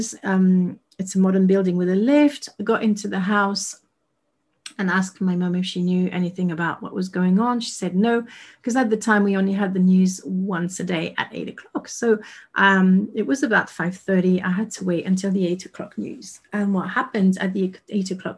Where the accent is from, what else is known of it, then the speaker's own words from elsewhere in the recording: Paris, Île-de-France, France; moved away as an adult; now in United Kingdom; I was born and raised in Paris, lived there for 36 years, and I moved to the UK